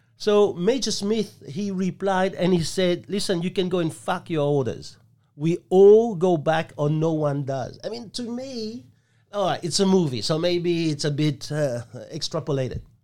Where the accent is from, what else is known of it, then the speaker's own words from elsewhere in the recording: Ho Chi Minh City, Vietnam; now in Australia; I was born in Saigon